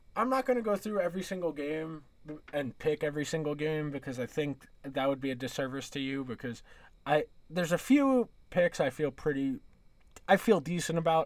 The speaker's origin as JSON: {"language": "English", "region": "New York area", "country": "United States", "said": "I'm from the New York area"}